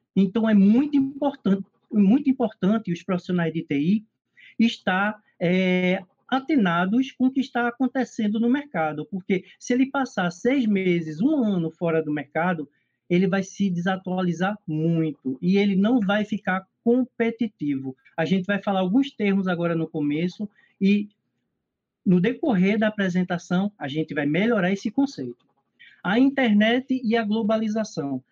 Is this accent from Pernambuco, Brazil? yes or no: yes; Pernambuco, Brazil; also born or lived in Recife; eu sou daqui de Pernambuco, né, eu moro em Recife